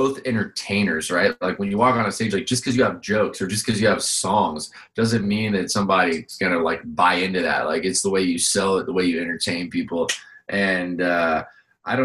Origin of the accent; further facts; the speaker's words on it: Vero Beach, Florida, United States; growing up in Vero